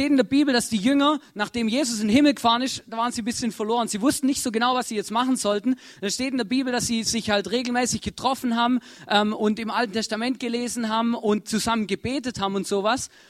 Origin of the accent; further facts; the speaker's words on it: Germany; moved away; ich komme ja ursprünglich aus Deutschland, da gibt es auch ein Erntedankfest, aber das ist im Herbst.